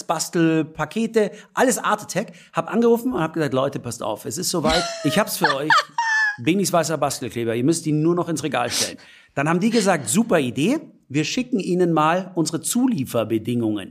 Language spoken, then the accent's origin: German; Munich, Bavaria, Germany; weil ich natürlich mit dem Pumuckel aufgewachsen bin, als echter Münchner